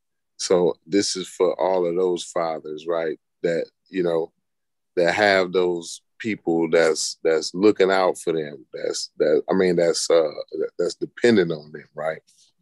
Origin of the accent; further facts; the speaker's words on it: United States; It's my right, and I'm an American.